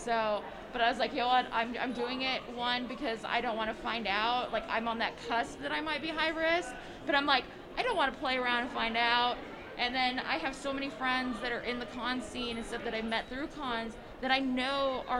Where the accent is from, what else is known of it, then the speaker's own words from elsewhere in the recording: California, United States; I was California, born in one of the hospitals there